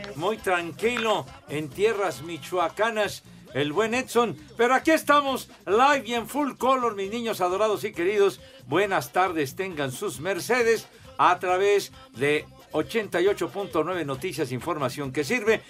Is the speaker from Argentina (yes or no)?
no; Iztapalapa, Mexico City, Mexico; mi gente iztapalapense